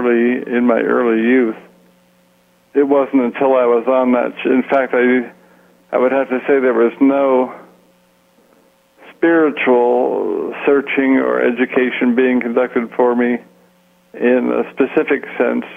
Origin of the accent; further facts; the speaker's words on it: San Francisco, California, United States; moved away as an adult; also born or lived in Portland, Oregon / South Carolina / Toronto, Canada / Shawnigan Lake, British Columbia; now in McMinnville, United States; I grew up in San Francisco, California